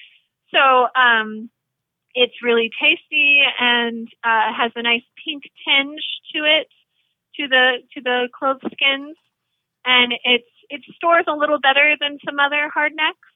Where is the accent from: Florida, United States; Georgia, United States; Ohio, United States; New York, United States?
Georgia, United States; moved away; when I grew up in Georgia